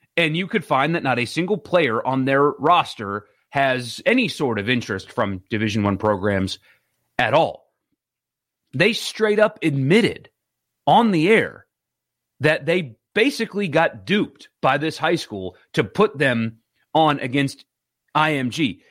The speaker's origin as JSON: {"language": "English", "region": "South Carolina", "country": "United States", "tie": "born or raised there", "also_born_or_lived": "Mississippi", "moved": "yes", "said": "my home state where I grew up, South Carolina"}